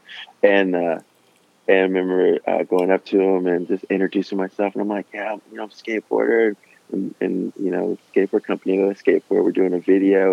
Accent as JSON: {"language": "English", "town": "San Jose", "region": "California", "country": "United States", "tie": "born or raised there", "said": "I grew up in San Jose, and then in 89, we moved to Southern California"}